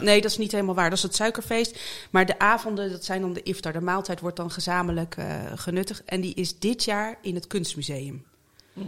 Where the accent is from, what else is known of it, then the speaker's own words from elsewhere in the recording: Zeeland, Netherlands; moved away as an adult; also born or lived in Utrecht / North Brabant; now in The Hague, Netherlands; ik ben in Utrecht geboren en toen via Brabant naar Zeeland verhuisd. En daar ben ik eigenlijk opgegroeid